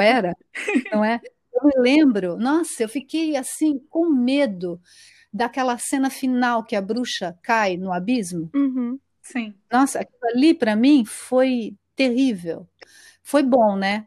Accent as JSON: {"language": "Portuguese", "region": "São Paulo", "country": "Brazil", "tie": "born or raised there", "also_born_or_lived": "Sweden", "moved": "as an adult", "lives_now": "São José do Rio Preto, Brazil", "said": "sou paulistana, é, da capital, né? Paulistana é da capital. E, bom, eu passei toda a minha vida lá"}